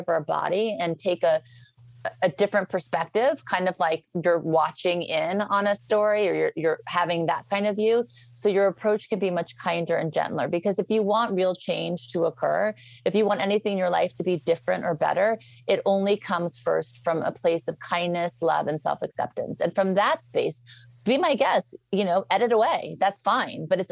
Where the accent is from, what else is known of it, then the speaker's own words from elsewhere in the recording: Beverly Hills, California, United States; also born or lived in New Orleans; I grew up in Beverly Hills. Well, first I was raised in New Orleans and then Beverly Hills